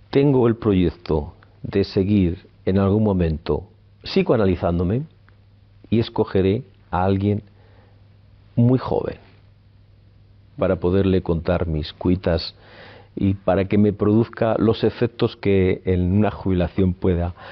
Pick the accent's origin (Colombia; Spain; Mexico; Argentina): Spain; Palencia, Castile and León; born there; Nací en Palencia en el año 58 y me siento muy palentinista. He vivido fuera de Palencia y, he regresado a Palencia, he estado muchos años en Palencia